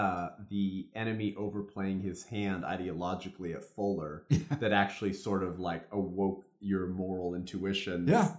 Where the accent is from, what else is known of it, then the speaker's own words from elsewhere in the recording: Southern California, United States; I was born and raised in California, Southern California, still live in Southern California